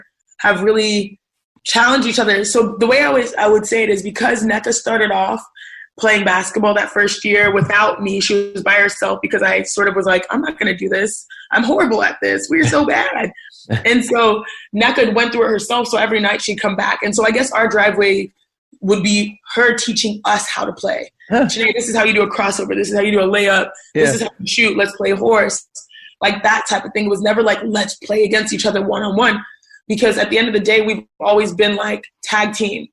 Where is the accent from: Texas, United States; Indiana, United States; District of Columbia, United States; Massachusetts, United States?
Texas, United States; Houston; I'm from Houston